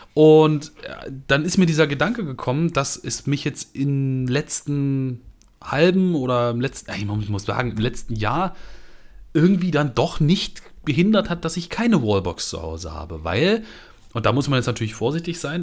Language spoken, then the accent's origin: German; Germany; ich einfach in Deutschland aufgewachsen bin